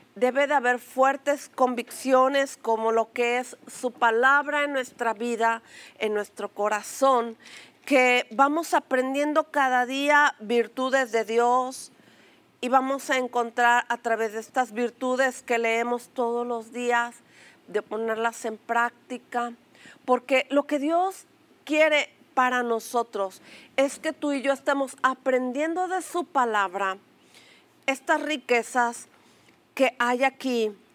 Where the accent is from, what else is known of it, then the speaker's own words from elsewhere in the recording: Mexico; una palabra que acostumbramos a decir como mexicanos, a pechugar